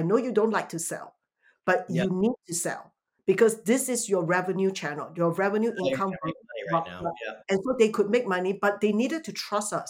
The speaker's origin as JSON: {"language": "English", "country": "Singapore", "tie": "born or raised there", "moved": "yes", "lives_now": "United States", "said": "coming from Singapore"}